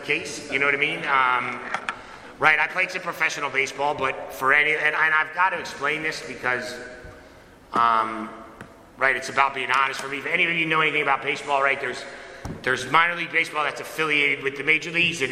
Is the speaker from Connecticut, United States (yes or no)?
yes; Connecticut, United States; now in Apex, United States; I was born and raised in Connecticut